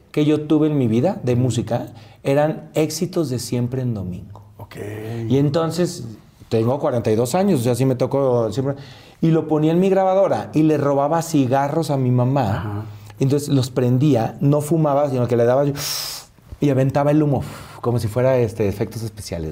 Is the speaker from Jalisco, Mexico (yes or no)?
yes; Tepatitlán, Jalisco, Mexico; moved away as an adult; now in Mexico City, Mexico; Los tacos al pastor de mi tierra, que yo soy de Tepatitlán, Jalisco